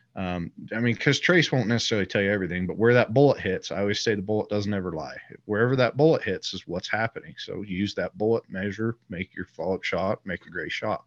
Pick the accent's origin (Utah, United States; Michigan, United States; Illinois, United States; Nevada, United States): Utah, United States; I live here in Utah. I grew up in Utah